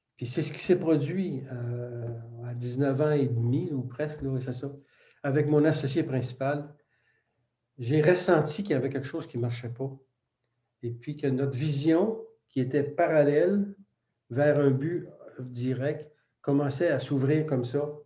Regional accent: Quebec, Canada; first language French; le français, c'était notre langue maternelle, donc, puis on était côtoyé par l'anglais. Il faut dire que l'Amérique du Nord, le Québec est entouré de presque 400 millions d'anglophones

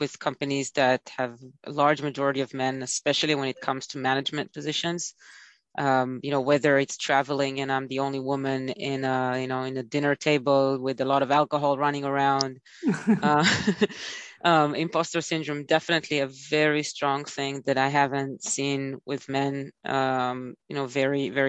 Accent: Israel; also born or lived in Tel Aviv / United States; I am originally from Israel and I currently live in Tel Aviv.

